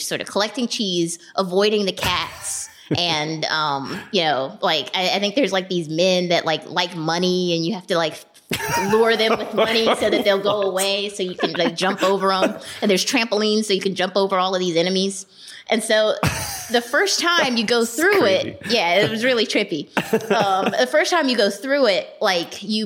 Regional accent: Charlotte, North Carolina, United States; moved away as an adult; I'm from Charlotte. I mean, that's where I went to college, and that's mostly where I grew up.

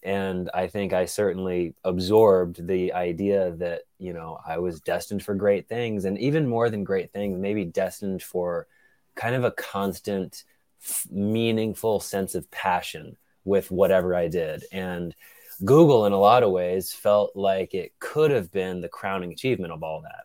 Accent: Atlanta, Georgia, United States; moved away as an adult; now in Brooklyn, United States; I grew up in Atlanta, Georgia, spent eighteen years there

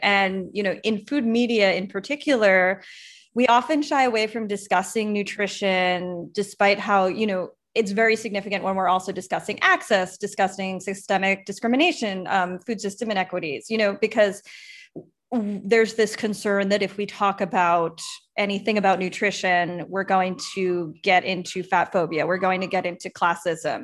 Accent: Long Island, New York, United States; I grew up on Long Island

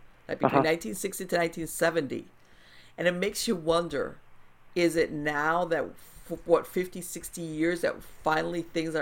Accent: Miami, Florida, United States; I was born here in Miami

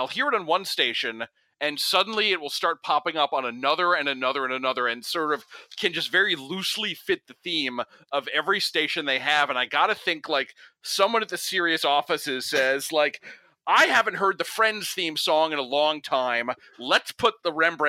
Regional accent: New Jersey, United States; I'm from New Jersey

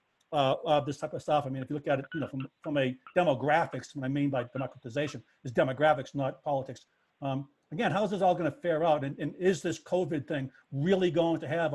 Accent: Boston, Massachusetts, United States; being a Bostonian

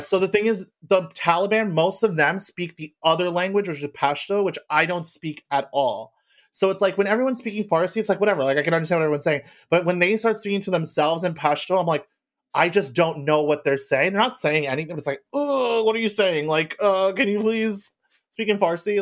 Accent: United States; I was born in America

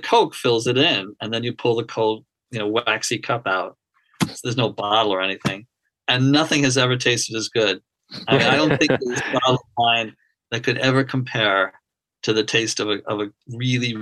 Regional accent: Long Island, New York, United States; I grew up on Long Island

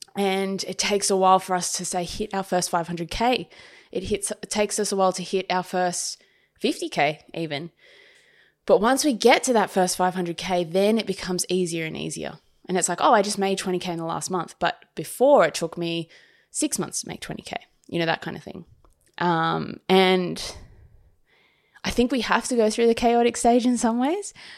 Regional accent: Sydney, New South Wales, Australia; moved away as an adult; this is my hometown, but I haven't lived here for such a long time

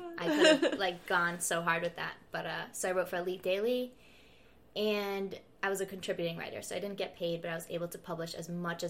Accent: Rhode Island, United States; Rhode Island.

